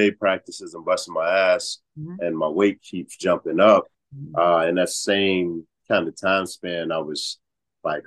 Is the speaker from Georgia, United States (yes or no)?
yes; Atlanta, Georgia, United States; now in Chicago, United States; I was actually born in Atlanta